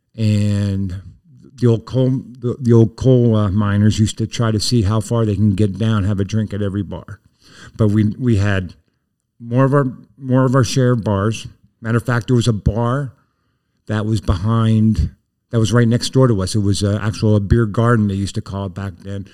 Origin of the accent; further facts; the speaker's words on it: Plymouth, Pennsylvania, United States; also born or lived in Back Mountain; we ended up moving to Plymouth in my kindergarten year